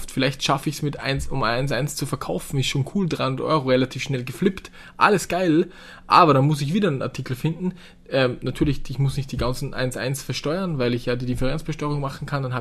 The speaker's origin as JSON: {"language": "German", "country": "Austria", "said": "bei uns in Österreich Gott sei Dank riesengroße Bauern, die auch Hallen haben, die komplett leer stehen."}